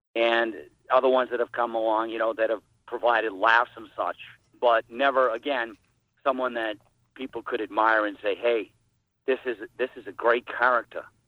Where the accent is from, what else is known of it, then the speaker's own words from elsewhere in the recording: Peabody, Massachusetts, United States; also born or lived in Portland, Maine; we moved from Portland, Maine to Peabody